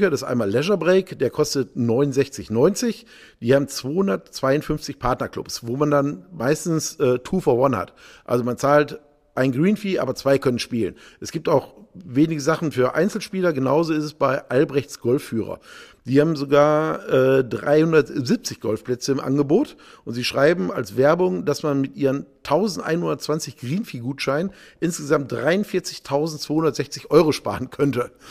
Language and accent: German; North Rhine-Westphalia, Germany; Äh, ich komme jetzt aus dem Ruhrgebiet, äh, da musste man also 30.000 D-Mark einzahlen, um überhaupt Mitglied zu werden.